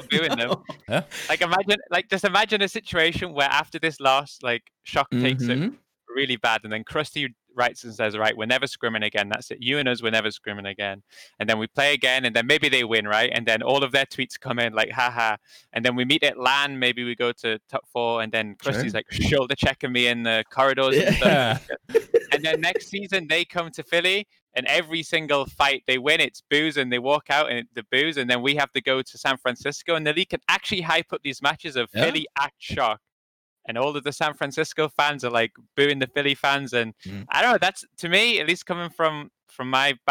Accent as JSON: {"language": "English", "region": "England", "country": "United Kingdom", "said": "I'm English"}